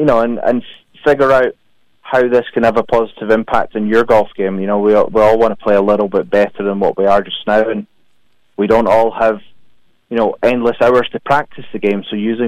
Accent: Perth, Scotland, United Kingdom; So originally from Perth.

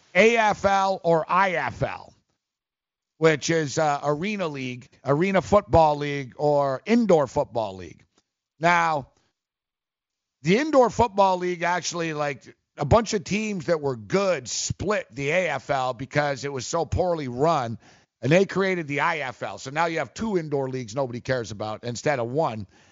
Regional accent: Montreal, Quebec, Canada; I was born in Montreal

